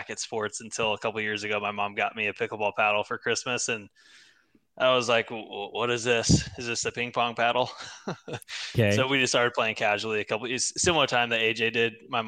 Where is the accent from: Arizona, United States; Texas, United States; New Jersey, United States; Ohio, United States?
Texas, United States; San Antonio; No. So I actually grew up in San Antonio.